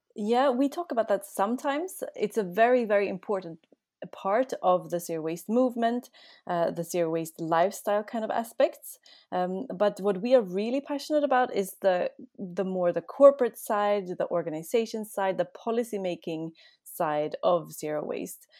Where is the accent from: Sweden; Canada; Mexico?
Sweden; moved away as an adult; now in Austria; I'm actually from Sweden